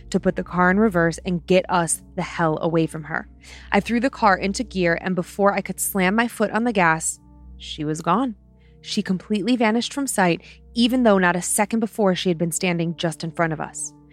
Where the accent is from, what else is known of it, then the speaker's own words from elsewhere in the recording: Vermont, United States; Hey Dan and Lynze … I'm from the I'm from the Green Mountains of Vermont.